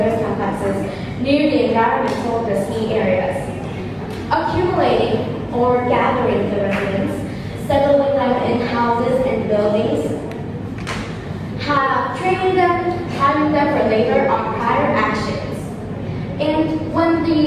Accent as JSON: {"language": "English", "region": "Ho Chi Minh City", "country": "Vietnam", "said": "I'm from Ho Chi Minh City"}